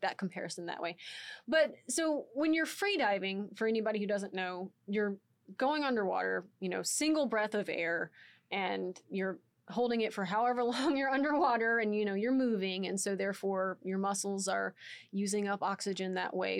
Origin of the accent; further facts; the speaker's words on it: Texas, United States; I'm from Texas